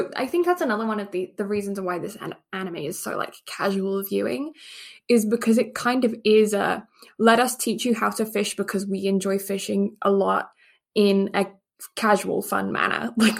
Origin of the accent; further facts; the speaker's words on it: England, United Kingdom; And the fact that I grew up in England, do you think I would have quite a palate for fish?